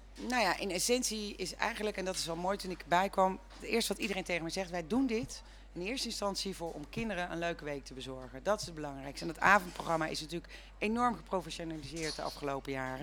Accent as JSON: {"language": "Dutch", "region": "North Brabant", "country": "Netherlands", "moved": "as an adult", "lives_now": "Woerden, Netherlands", "said": "Ik kom uit Brabant"}